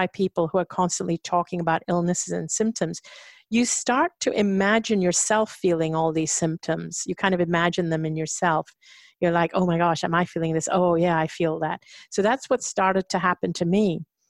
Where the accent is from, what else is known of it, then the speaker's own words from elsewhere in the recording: India; I think it was part of my upbringing, my conditioning as an Indian woman, that, you know, and if you're kind of brought up to serve other people and be subservient.